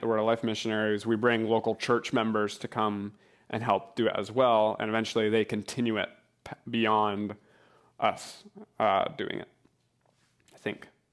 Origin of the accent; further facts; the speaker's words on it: New Hampshire, United States; moved away as an adult; now in Portugal; I'm from New Hampshire